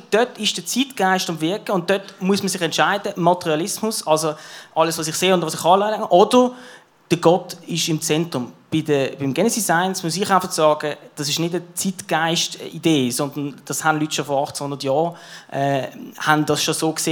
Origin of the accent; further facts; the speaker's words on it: Basel, Basel-Stadt, Switzerland; Ich bin geboren eben in Basel, in Kleinbasel, in Kleinbasel